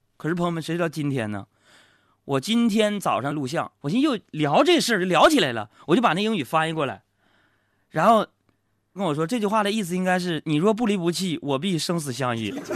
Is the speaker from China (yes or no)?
yes; Northeast China, China; 我随随便便做一个东北人